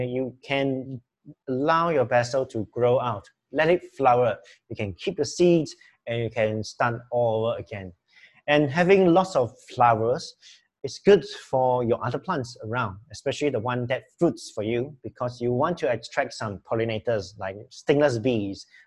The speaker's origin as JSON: {"language": "English", "town": "Kluang", "region": "Johor", "country": "Malaysia", "moved": "yes", "lives_now": "Penang, Malaysia", "said": "as a Johorian, okay, I come from Kluang, Johor. I'm not a Penangite"}